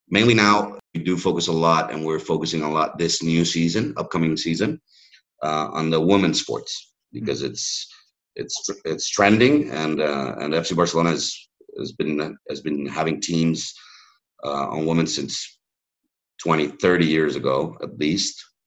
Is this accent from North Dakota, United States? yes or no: no; Miami, Florida, United States; first language English; moved away; also born or lived in Catalonia / Madrid / California; I was raised in in Miami